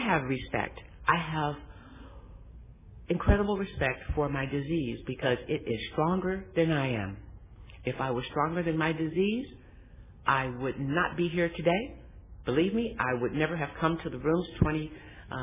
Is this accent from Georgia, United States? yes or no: no; Los Angeles, California, United States; I was born in Los Angeles, raised in Watts in the projects